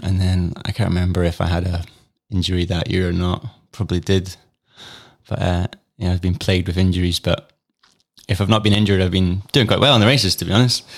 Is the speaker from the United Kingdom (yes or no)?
yes; Fife, Scotland, United Kingdom; moved away as an adult; also born or lived in Cupar; now in Peebles, United Kingdom; Fife born and raised